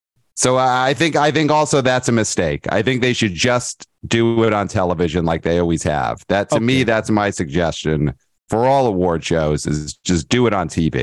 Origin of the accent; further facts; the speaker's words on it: New York City, New York, United States; I'm from Brooklyn.